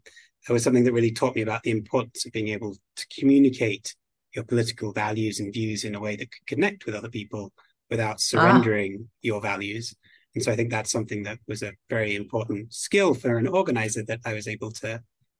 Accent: Belgium; also born or lived in United Kingdom; now in United States; Originally, I'm from the United Kingdom. I grew up in Belgium, where I went to an international school. And then I came to the United States on an exchange program at university. I fell in love with California and decided to stay.

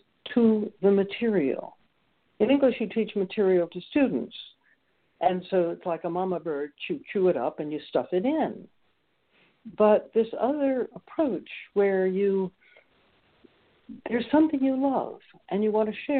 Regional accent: New York City, New York, United States; now in Rockland, Maine, United States; grew up in New York City

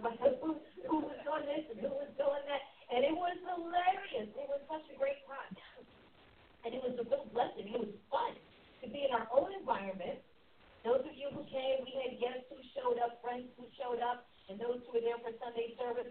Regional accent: Pennsylvania, United States; now in Tulsa, United States; I'm from Pennsylvania

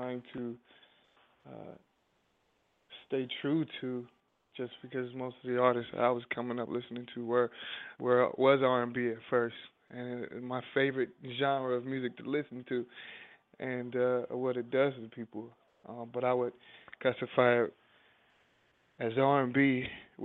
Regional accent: Durham, North Carolina, United States; I come from a town called Durham, North Carolina.

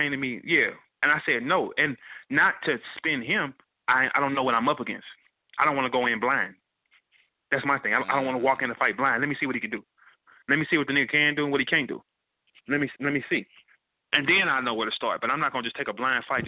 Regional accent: St. Louis, Missouri, United States; I'm from St. Louis

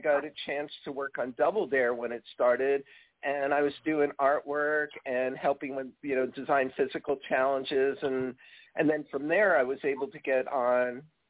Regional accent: New Jersey, United States; moved away as an adult; also born or lived in Florida / New York City; I grew up in Jersey. You could probably tell.

